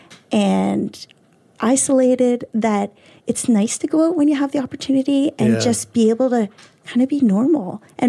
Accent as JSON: {"language": "English", "town": "Cole Harbour", "region": "Nova Scotia", "country": "Canada", "also_born_or_lived": "South Carolina", "said": "I'm from Cole Harbour"}